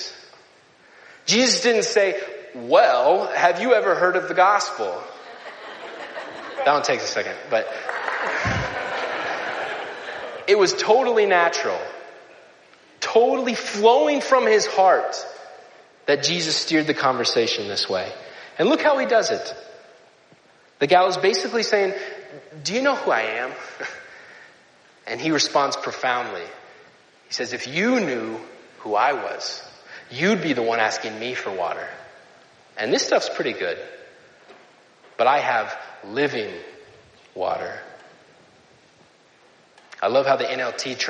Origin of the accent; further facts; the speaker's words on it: Nebraska, United States; growing up in Nebraska